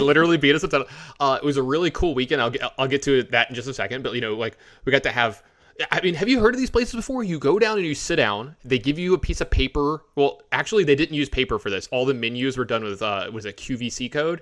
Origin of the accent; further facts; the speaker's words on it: the South, United States; also born or lived in Las Vegas, Nevada; I'm from the South